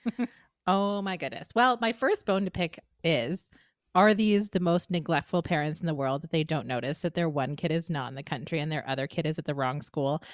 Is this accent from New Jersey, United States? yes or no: yes; New Jersey, United States; growing up in New Jersey in sort of the early to mid two thousands